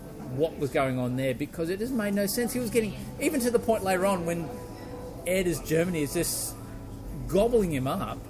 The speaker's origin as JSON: {"language": "English", "country": "Australia", "said": "myself as an Australian"}